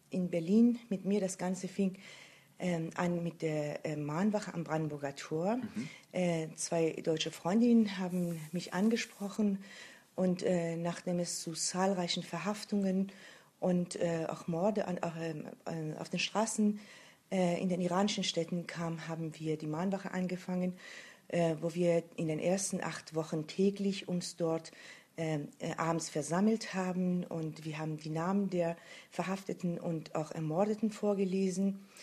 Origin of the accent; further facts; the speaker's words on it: Iran; Äh, als Iranerin muss man das äh, heutzutage sein.